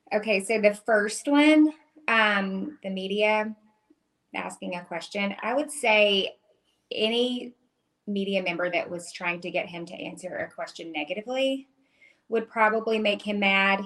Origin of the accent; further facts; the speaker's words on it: Starkville, Mississippi, United States; I grew up in Starkville, Mississippi, where Mississippi State is